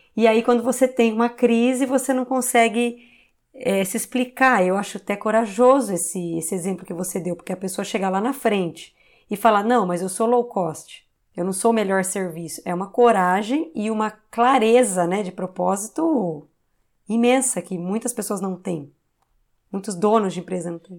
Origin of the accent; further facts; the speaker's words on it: Campinas, São Paulo, Brazil; Eu sou de Campinas, né? A Ciber era uma empresa de Campinas que a QR comprou